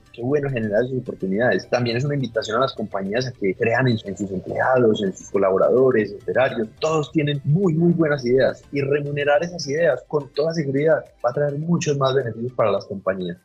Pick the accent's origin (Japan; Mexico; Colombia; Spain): Colombia; como colombianos creo que ha sido el reto más grande que hemos tenido